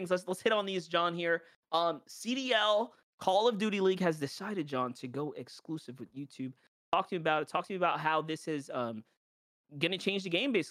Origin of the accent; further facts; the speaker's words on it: New York, United States; Right, I'm from New York. Like the game's based in New York.